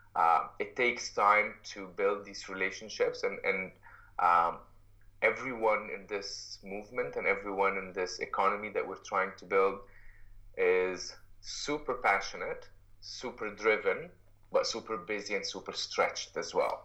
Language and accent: English; Egypt; moved away as an adult; now in Canada; I'm, I'm originally from Egypt and lived in uh, I uh, was raised in Egypt uh, most of my life